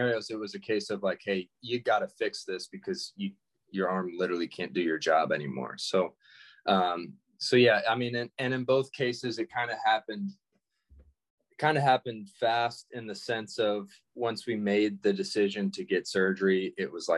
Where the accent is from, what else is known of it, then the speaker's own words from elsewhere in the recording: Georgia, United States; growing up in Georgia